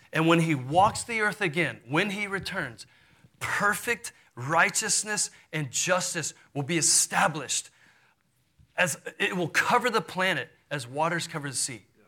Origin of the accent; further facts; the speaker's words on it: Houston, Texas, United States; I grew up in Houston, Texas.